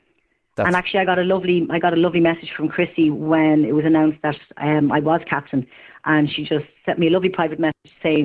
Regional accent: Ireland; I'm from town. I'm from St. Francis Terrace.

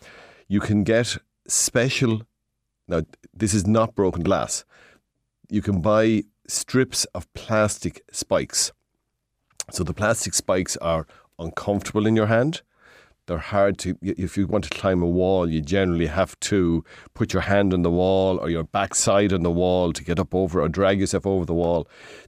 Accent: Midlands, Ireland; We come from the Midlands.

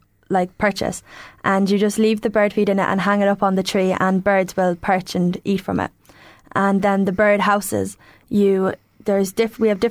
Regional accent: Tullamore, County Offaly, Ireland; I'm from Tullamore

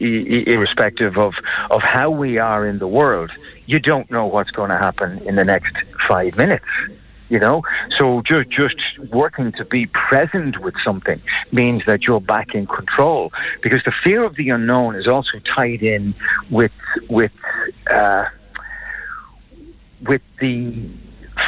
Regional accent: Ireland; we're Irish

